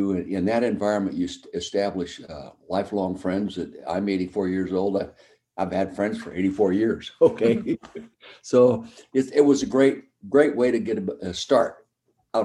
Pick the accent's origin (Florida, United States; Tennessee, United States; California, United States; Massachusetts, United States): California, United States; Calistoga; moved away as an adult; also born or lived in Philadelphia; I grew up in the Napa Valley, a little town called Calistoga